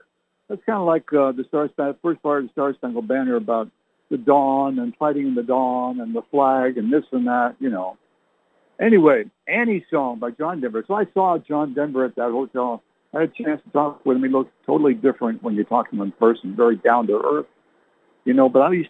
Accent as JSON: {"language": "English", "country": "Canada", "tie": "born there", "said": "You know, my parents were English. But I never learned to speak like they did because I was born in Canada."}